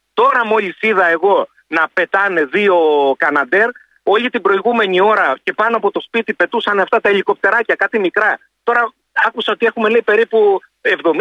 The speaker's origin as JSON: {"language": "Greek", "town": "Neapoli", "region": "Peloponnese", "country": "Greece", "moved": "yes", "lives_now": "Saronida, Greece", "said": "κατάγομαι από την Νεάπολη Λακωνία"}